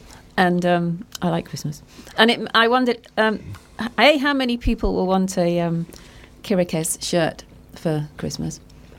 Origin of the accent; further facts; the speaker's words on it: Liverpool, North West England, United Kingdom; accent: Scouse; I'm from Liverpool.